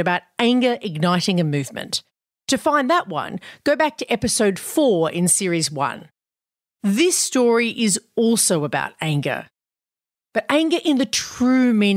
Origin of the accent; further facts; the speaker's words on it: Australia; in my home country